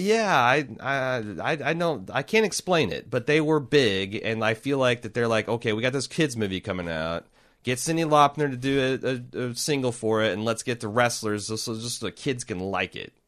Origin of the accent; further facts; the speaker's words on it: Midwest, United States; I like growing up in the Midwest. I hate living here as an adult.